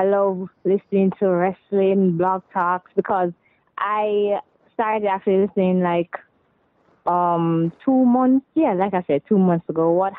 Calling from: Jamaica

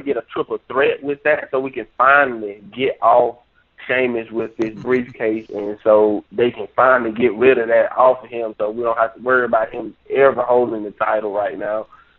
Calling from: Georgia, United States; from Georgia.

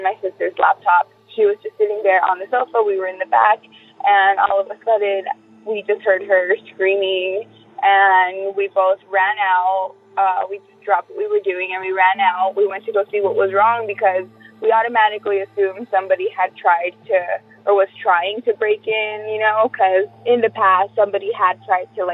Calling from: Whittier, California, United States; also born or lived in Culver City, California; I'm calling from Whittier, California

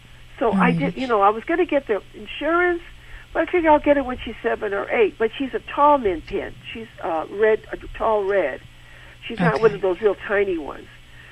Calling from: Seal Beach, California, United States; I'm calling from Seal Beach, California.

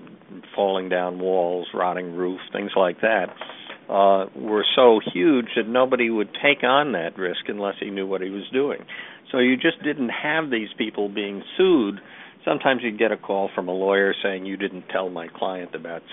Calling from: New York, United States; I'm calling from New York

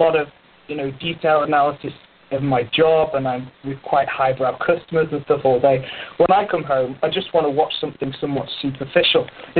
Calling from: Paris, Île-de-France, France; I'm calling from Paris in France.

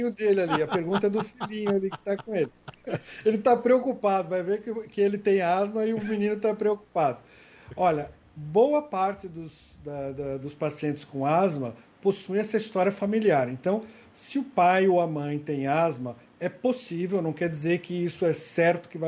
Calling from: Guarujá, São Paulo, Brazil; sou do Guarujá

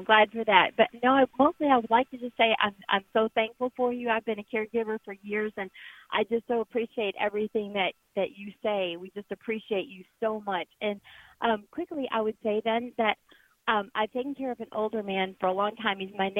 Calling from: Texas, United States; I'm calling you from Texas.

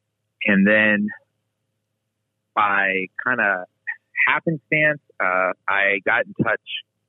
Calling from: Charlotte, North Carolina, United States; I'm calling from my kitchen in Charlotte, North Carolina

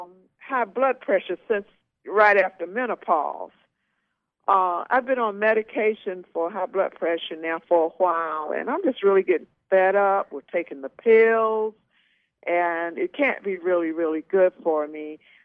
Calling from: Atlanta, Georgia, United States; I'm calling from Atlanta, Georgia.

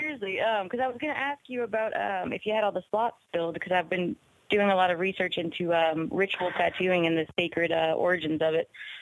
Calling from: New Orleans, Louisiana, United States; Hey, Ryan. Hey, Joe. This is Eyes Open from New Orleans.

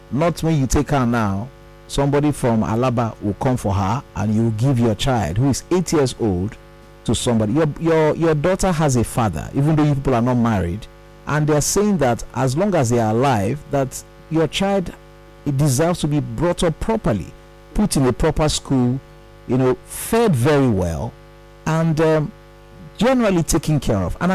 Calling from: Lagos, Nigeria; I'm calling from Satellite Town

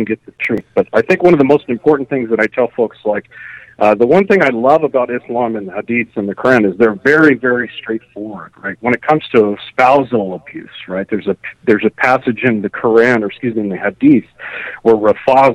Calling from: Fairbanks, Alaska, United States; calling you from the great state of Alaska in the lovely city of Fairbanks

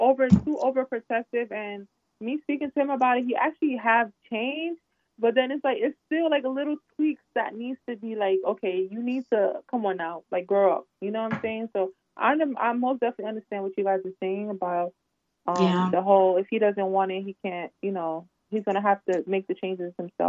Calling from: Long Island, New York, United States; I'm from Long Island. Well, I'm calling from Long Island.

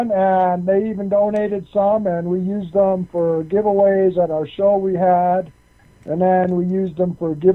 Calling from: Colorado, United States; in Colorado.

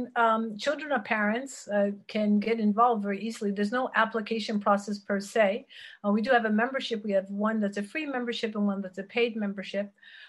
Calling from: Geneva, Switzerland; Geneva, Switzerland.

